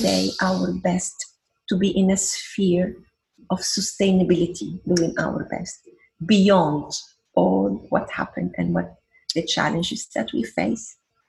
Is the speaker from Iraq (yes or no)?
yes; Iraq; born there; also born or lived in Venezuela; I was born in Iraq. Look how is Iraq. Then my mother is Lebanese. This is my other country. Look how is Lebanon. Then I love Venezuela. I'm a Venezuelan.